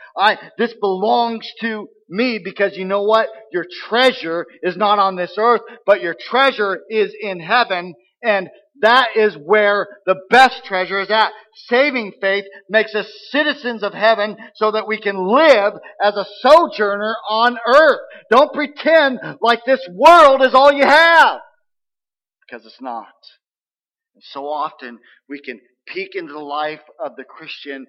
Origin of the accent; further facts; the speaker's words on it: United States; I live by the customs of being an American